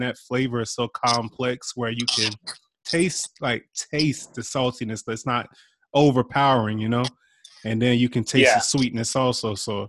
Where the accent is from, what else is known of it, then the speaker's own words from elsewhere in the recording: Eastern Shore, Virginia, United States; moved away; I'm from the Eastern Shore.